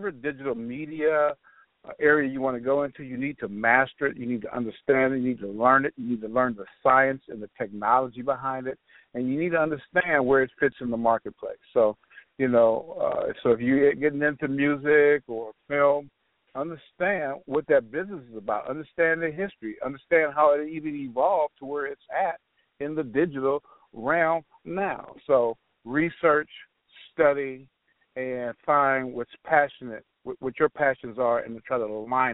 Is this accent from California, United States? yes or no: yes; Los Angeles, California, United States; also born or lived in Compton / Ohio; now in Alabama, United States; I grew up in South Central Los Angeles